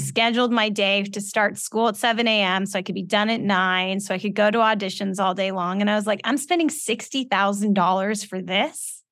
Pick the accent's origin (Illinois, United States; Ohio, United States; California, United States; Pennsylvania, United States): California, United States; Los Angeles; also born or lived in Calabasas, California; I grew up in West Hills. I went to Calabasas High School